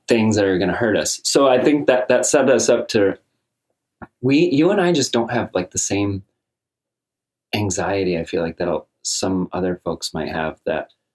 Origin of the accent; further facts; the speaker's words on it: Ballston Spa, New York, United States; we grew up together in Boston Spa